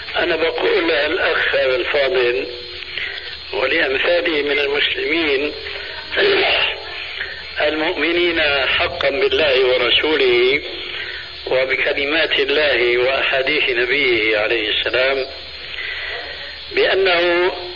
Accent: Syria; عندنا في سوريا

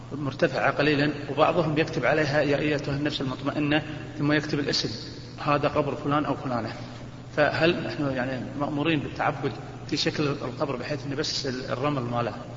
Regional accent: Kuwait; عندنا بالكويت

